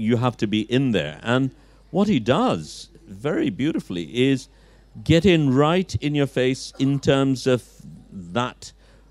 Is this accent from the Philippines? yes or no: no; Dhaka, Dhaka Division, Bangladesh; I'm a Dhakaite, but I've never lived in Old Dhaka as such